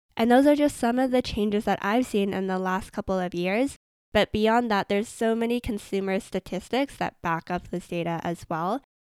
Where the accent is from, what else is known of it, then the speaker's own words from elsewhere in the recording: Vancouver, British Columbia, Canada; I'm from Vancouver, Canada